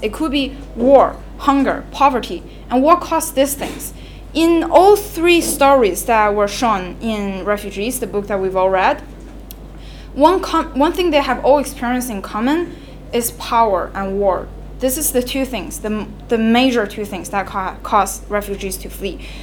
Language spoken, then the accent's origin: English; China; moved away; I left China against my will because it's no longer a suitable for place for people to live